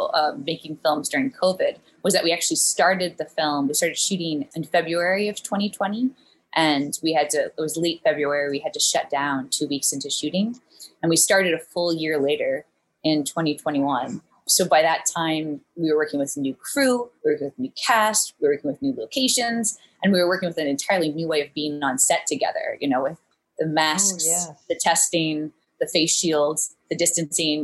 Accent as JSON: {"language": "English", "town": "Charlottesville", "region": "Virginia", "country": "United States", "also_born_or_lived": "New Orleans", "moved": "as an adult", "lives_now": "New York, United States", "said": "I'm from Charlottesville, Virginia"}